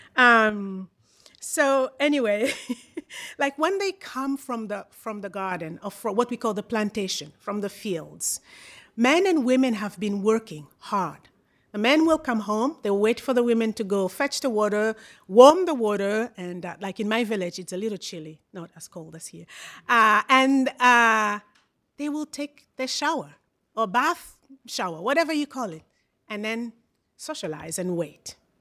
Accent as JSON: {"language": "English", "town": "Brazzaville", "country": "Republic of the Congo", "said": "I am from Congo, Brazzaville"}